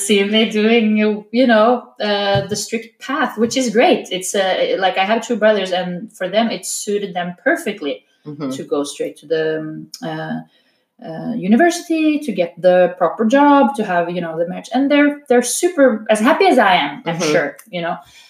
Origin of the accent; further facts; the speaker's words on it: Norway; moved away; I am from Norway.